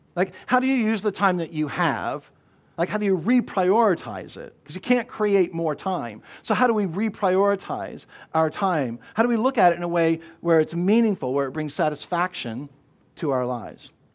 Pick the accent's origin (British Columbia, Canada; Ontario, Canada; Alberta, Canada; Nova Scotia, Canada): Nova Scotia, Canada; the little community that I grew up in in Nova Scotia